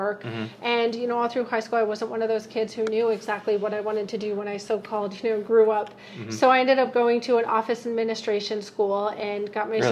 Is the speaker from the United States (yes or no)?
yes; Connecticut, United States; moved away; I grew up in Connecticut